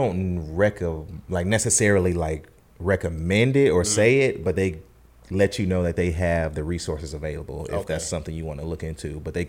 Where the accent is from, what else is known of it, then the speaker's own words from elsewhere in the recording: the South, United States; And it definitely was hard for me to transition because, you know, I'm from the South.